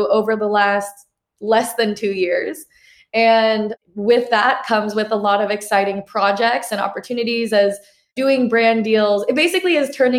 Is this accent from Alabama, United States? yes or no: no; Portland, Oregon, United States; also born or lived in New York City, New York, United States; I was born and raised in New York City. And then when I was 9, I moved to Portland, Oregon.